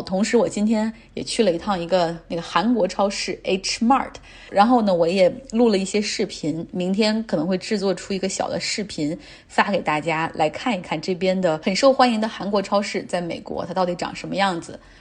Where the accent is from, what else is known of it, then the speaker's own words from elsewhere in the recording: Nantong, Jiangsu, China; 我来自江苏南通。呃，毕业之后呢，我就一直在国企工作